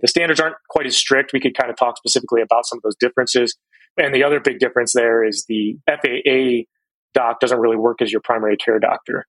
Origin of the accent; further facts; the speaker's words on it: Cleveland, Ohio, United States; moved away; I grew up in Cleveland, Ohio